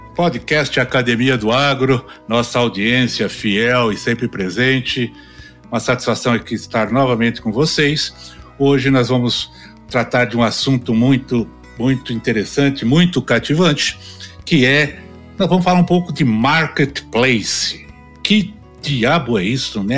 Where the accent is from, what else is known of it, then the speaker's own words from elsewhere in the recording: São Paulo, Brazil; moved away as an adult; also born or lived in Campinas / Rio Verde; now in Goiânia, Brazil; Eu sou paulistano. Aliás, eu sou melhor do que paulistano. Eu sou do Principado da Moca.